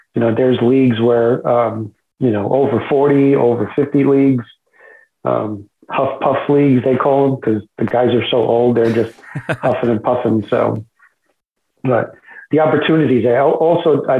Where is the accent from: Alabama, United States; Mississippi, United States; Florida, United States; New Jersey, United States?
New Jersey, United States; moved away as an adult; also born or lived in Bronx, New York; now in North Charleston, United States; I was born in the Bronx, but I never actually lived there. I grew up in New Jersey, right on the other side of the Hudson River from New York City